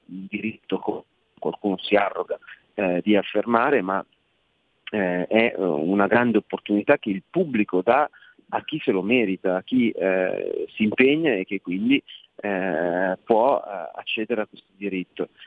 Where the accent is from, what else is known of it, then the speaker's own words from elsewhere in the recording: Milan, Lombardy, Italy; siamo milanesi